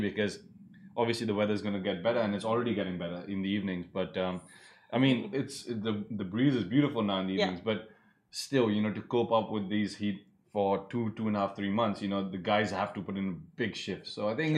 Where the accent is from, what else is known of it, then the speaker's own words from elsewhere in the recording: Delhi, India; now in United Arab Emirates; I'm from Delhi